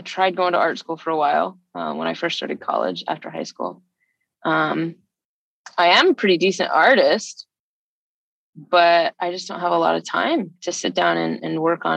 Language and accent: English; Alabama, United States; I grew up in Alabama